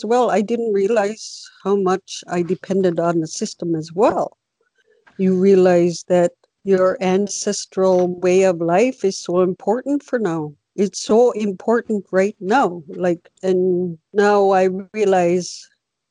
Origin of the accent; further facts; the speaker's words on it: Hopedale, Newfoundland and Labrador, Canada; moved away; I'm originally from Hopedale, Labrador, Newfoundland, Labrador